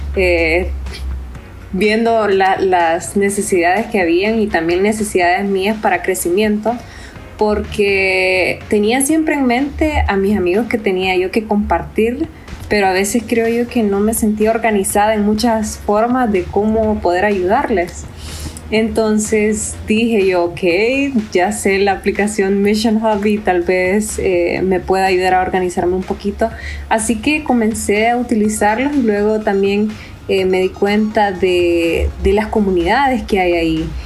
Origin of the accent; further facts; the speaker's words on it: Honduras; now in Costa Rica; soy de Honduras, viviendo en Costa Rica